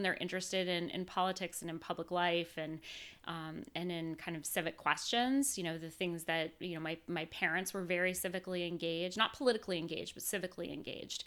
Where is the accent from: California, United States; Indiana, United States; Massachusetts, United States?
Massachusetts, United States; moved away; also born or lived in Washington, D.C.; I grew up in Massachusetts